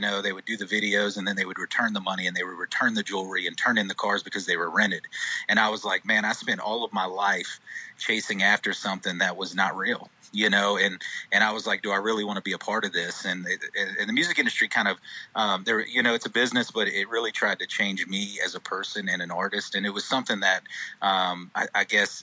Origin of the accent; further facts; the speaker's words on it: the North Carolina coast, United States; also born or lived in Charlotte, North Carolina; now in Mebane, United States; I was born in Charlotte, grew up at the coast, and now I'm planted in Mebane